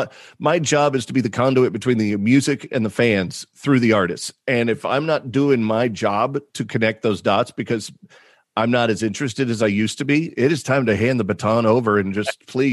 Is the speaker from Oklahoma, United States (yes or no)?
yes; Oklahoma, United States; also born or lived in Massachusetts; where I was growing up in Oklahoma and Massachusetts.